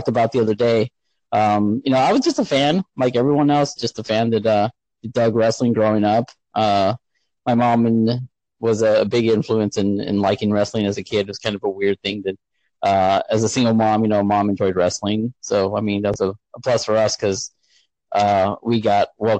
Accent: San Antonio, Texas, United States; now in Indiana, United States; I was pretty much born and raised in San Antonio

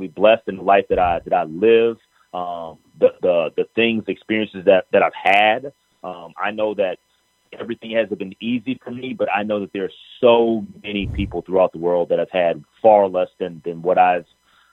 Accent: Minneapolis, Minnesota, United States; also born or lived in Memphis/Newport, Arkansas area; right after I was born, she ended up getting a teaching job in Minneapolis

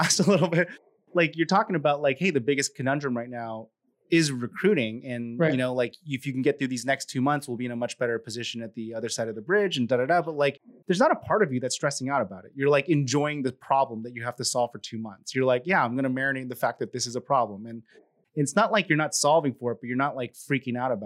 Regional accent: California, United States; now in Texas, United States; I'm from California, now in Texas

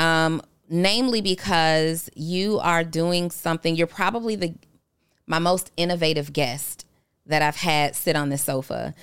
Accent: Atlanta, Georgia, United States; I grew up on Camp Creek

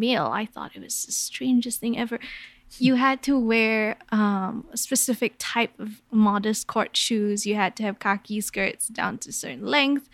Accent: Kuala Lumpur, Malaysia; I grew up in Kuala Lumpur, Malaysia

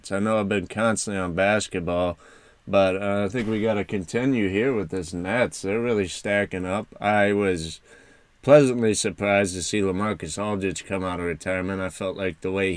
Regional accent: Detroit, Michigan, United States; I'm from Detroit

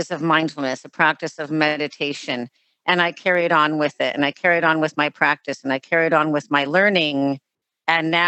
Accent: Los Angeles, California, United States; me growing up in Los Angeles

